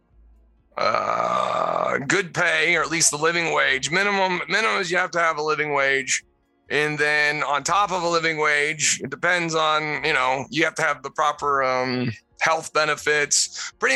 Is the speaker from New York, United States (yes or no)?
no; Pennsylvania, United States; moved away; I'm originally from Pennsylvania